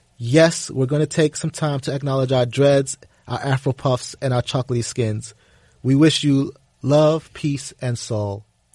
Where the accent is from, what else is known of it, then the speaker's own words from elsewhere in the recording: Harlem, New York, United States; Harlem Sewer Rats. I'm from Harlem.